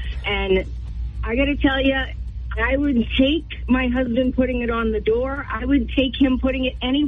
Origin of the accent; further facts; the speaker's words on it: Milton, New Hampshire, United States; from Milton.